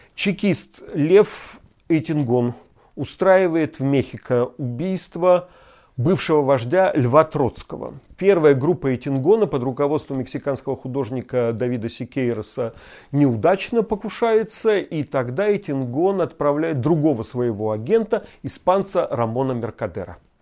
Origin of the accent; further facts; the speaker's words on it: Vologda Oblast, Russia; moved away; Я родился и вырос в Вологодской области